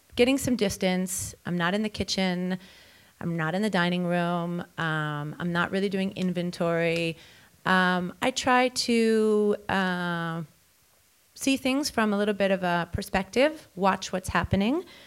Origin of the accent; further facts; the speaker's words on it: New York, United States; growing up as a New Yorker